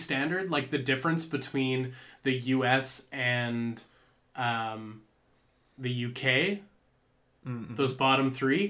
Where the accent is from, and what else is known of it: Canada; born or raised there